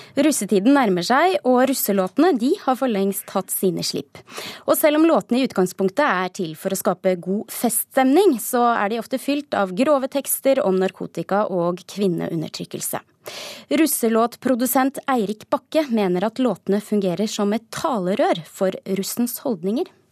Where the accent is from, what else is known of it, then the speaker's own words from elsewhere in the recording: Telemark, Norway; som stolt telemarking